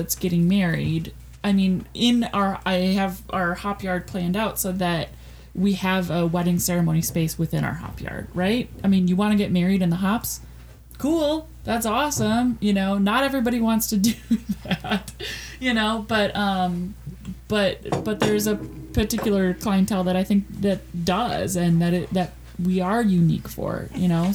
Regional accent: Minnesota, United States; now in Wisconsin, United States; I'm from Minnesota

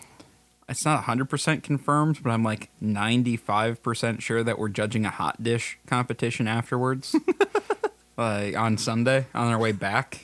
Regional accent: South Dakota, United States; we're from South Dakota.

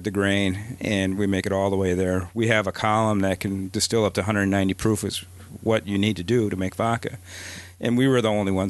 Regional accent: Wausau, Wisconsin, United States; moved away as an adult; also born or lived in Minnesota; I grew up in Wisconsin, but I was living in Minnesota at the time

